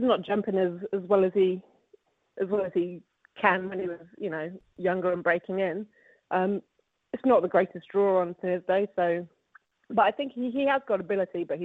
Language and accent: English; England, United Kingdom; moved away as an adult; now in New Zealand; I'm from England